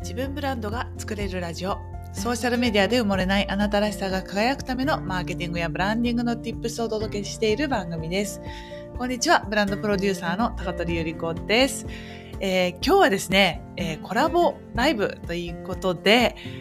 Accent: Japan; first language Japanese; now in Switzerland

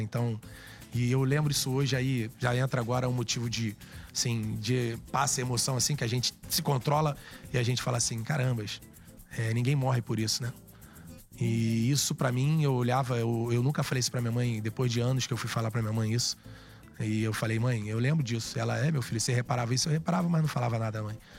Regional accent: Rio de Janeiro, Brazil; falar da Praça Seca é falar da minha origem

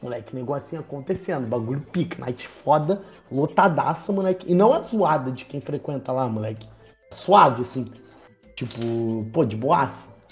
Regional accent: Baixada Fluminense, Rio de Janeiro, Brazil; eu sou da Baixada

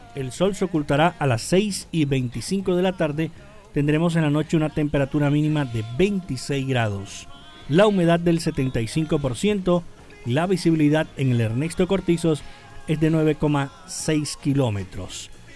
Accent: Costeño, Caribbean Region, Colombia; accent: costeño; nuestro dialecto costeño

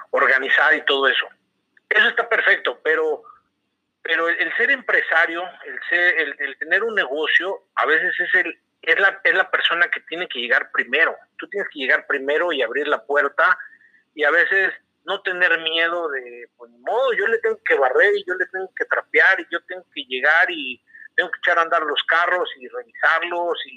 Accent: Torreón, Coahuila, Mexico; now in Querétaro, Mexico; yo vengo de Torreón

